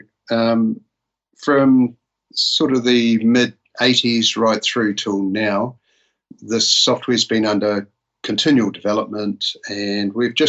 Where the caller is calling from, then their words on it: Palmerston North, Manawatū-Whanganui, New Zealand; We're located near Palmerston North in the North Island of New Zealand.